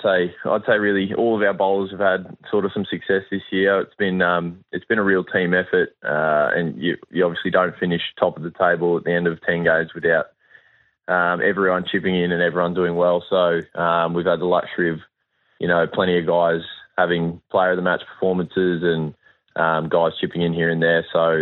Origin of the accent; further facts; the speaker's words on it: Queensland, Australia; It's a good thing as a Queenslander to have an underdog tag, that's for sure.